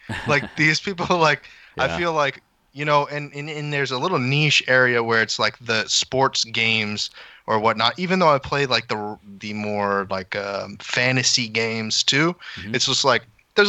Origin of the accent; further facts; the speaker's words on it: Nevada, United States; So I came from Nevada.